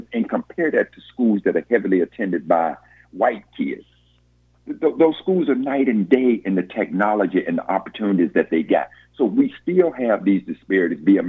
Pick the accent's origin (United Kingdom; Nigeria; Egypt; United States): United States; Jackson, Mississippi; my hometown of Jackson, Mississippi